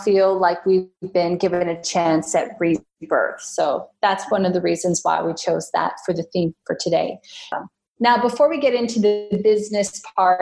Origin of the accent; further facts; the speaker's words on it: Canada; now in Australia; I am a Canadian living in Australia